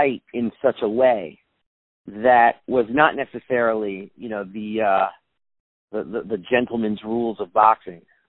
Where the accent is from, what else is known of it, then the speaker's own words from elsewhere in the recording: New York City, New York, United States; I'm from New York City